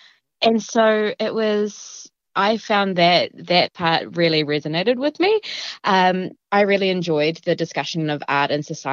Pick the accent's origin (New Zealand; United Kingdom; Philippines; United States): New Zealand; Taranaki; moved away; I grew up in Taranaki.